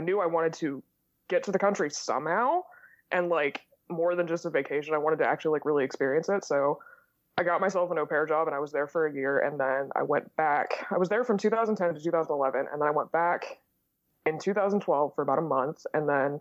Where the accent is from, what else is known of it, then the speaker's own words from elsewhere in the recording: Indiana, United States; So I'm from Indiana. I grew up in a college town in Indiana, and I live in the biggest city in our state now.